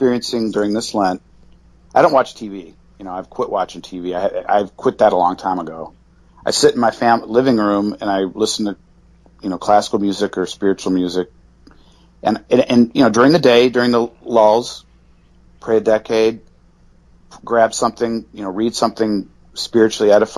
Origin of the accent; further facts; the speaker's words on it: Kalamazoo, Michigan, United States; I went to Kalamazoo, my hometown